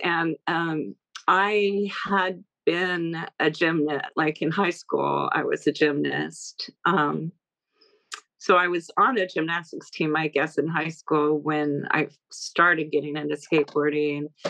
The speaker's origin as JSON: {"language": "English", "town": "Encinitas", "region": "California", "country": "United States", "tie": "born or raised there", "said": "I grew up in Encinitas, which is uh, it was a little beach town um, in Southern California."}